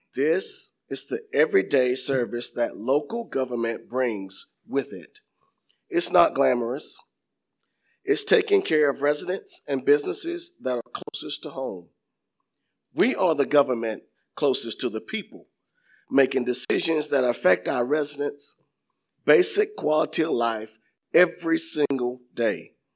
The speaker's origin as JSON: {"language": "English", "town": "Inman", "region": "South Carolina", "country": "United States", "tie": "born or raised there", "said": "I was born and raised in Inman"}